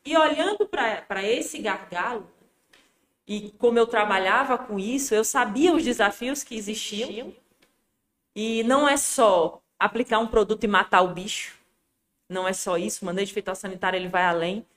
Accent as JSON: {"language": "Portuguese", "town": "Juazeiro", "region": "Bahia", "country": "Brazil", "tie": "born or raised there", "said": "eu nasci em Juazeiro, né? Me criei em Juazeiro, é, na cidade mesmo."}